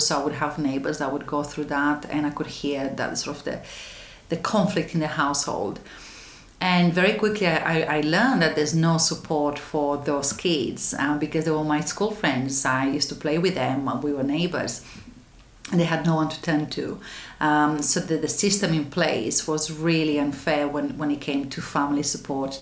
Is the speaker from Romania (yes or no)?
yes; Romania; now in London, United Kingdom; I was born in Romania in a small town in the west side of the country